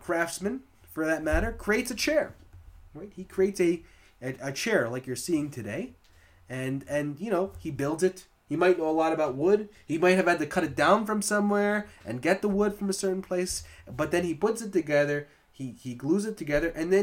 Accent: Long Island, New York, United States; now in Orange County, New York, United States; we used to call it LICO growing up in Long Island

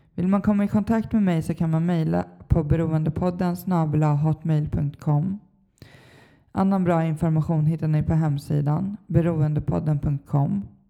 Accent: Stockholm, Stockholm County, Sweden; jag är uppvuxen i Stockholm, Bagarmossen

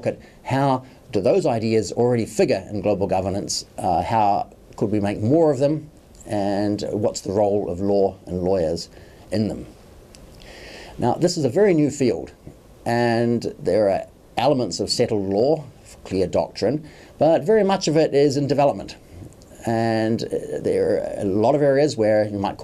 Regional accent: New Zealand; moved away as an adult; also born or lived in Oxford, United Kingdom; now in New York City, United States; I'm from New Zealand, spent a long time teaching and studying in Oxford University, and then I've been based at New York University for more than 10 years

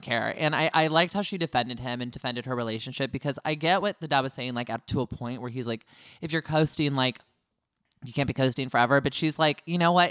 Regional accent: California, United States; I'm a California boy all the way

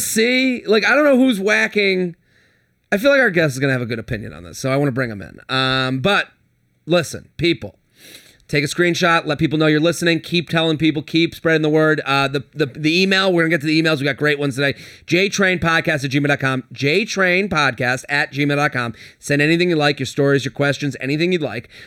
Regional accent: Boston, Massachusetts, United States; I'm from Boston

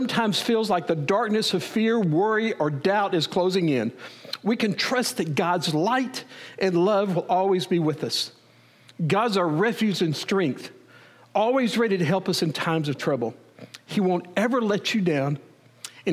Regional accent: Wichita Falls, Texas, United States; moved away; also born or lived in Edmond, Oklahoma; I grew up in Wichita Falls

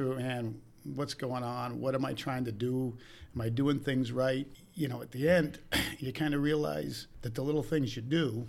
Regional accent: Milford, Michigan, United States; also born or lived in Big Rapids; I was born in Big Rapids, Michigan.

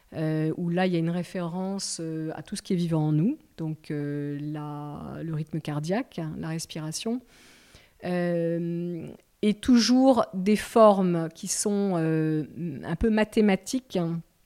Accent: the Midi, south of France, France; j'ai passé mon enfance dans le Midi, on a une maison dans le Midi

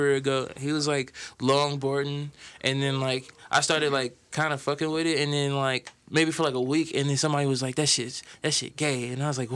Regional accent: Fort Wayne, Indiana, United States; I'm from Fort Wayne

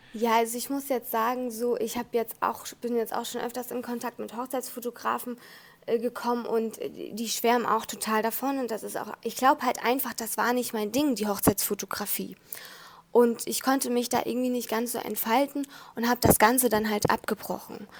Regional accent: Hamburg, Germany; ich bin ja aus Hamburg

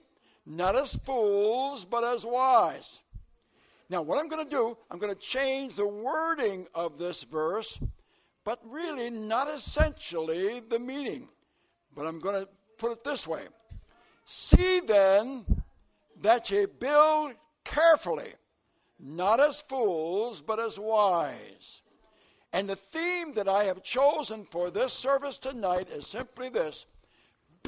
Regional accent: southern Florida, United States; And I come from way down in southern Florida, where it's warm and hot.

